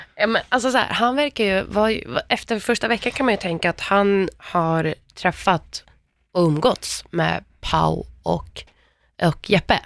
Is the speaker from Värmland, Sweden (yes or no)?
yes; Värmland, Sweden; samma ställe som jag kommer ifrån, Värmland.